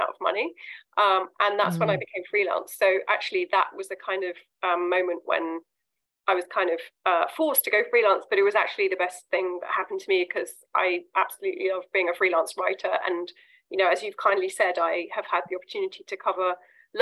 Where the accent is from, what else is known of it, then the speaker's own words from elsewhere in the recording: London, United Kingdom; So I'm from London. I grew up in London. I still live in the UK.